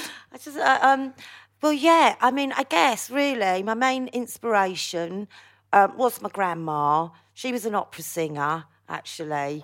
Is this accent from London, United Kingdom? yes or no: yes; London, United Kingdom; also born or lived in Hackney / Wood Green / Palmers Green / Bounds Green; I was born in Hackney, as most people know, but I grew up in, like, Stamford Hill and then, like, North Like wood green, Palmer's green